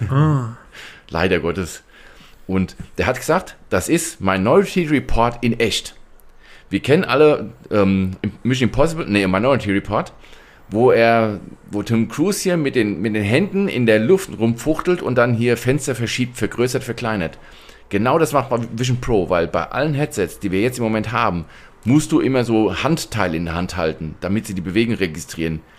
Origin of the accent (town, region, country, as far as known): Hesse, Germany